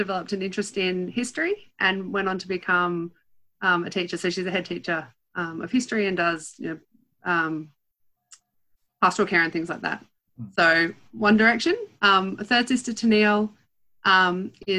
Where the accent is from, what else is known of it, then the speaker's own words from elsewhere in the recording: Sydney, New South Wales, Australia; I grew up in Sydney.